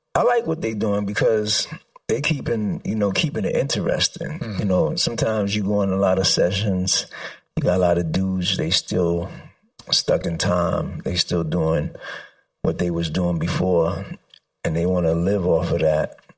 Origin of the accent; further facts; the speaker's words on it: New York City, New York, United States; I grew up in the Bronx